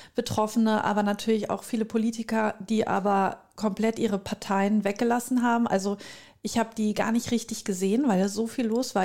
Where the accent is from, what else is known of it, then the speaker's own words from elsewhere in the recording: North Rhine-Westphalia, Germany; bei uns in Südwestfalen